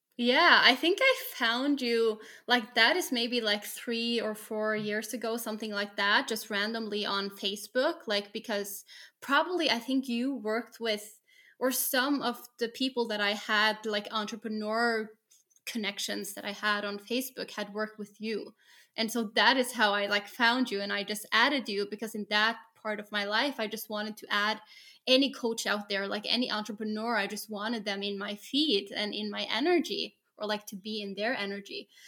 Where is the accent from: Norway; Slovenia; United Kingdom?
Norway; I'm from Norway, work as a special education teacher